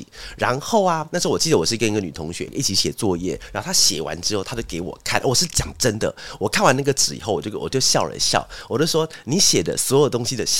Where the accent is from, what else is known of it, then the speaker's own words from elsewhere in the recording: Taiwan; accent: Hakka; 我刚好出现客家腔哎，客家腔源自于那个，因为我是客家人，所以才能讲这个笑话哈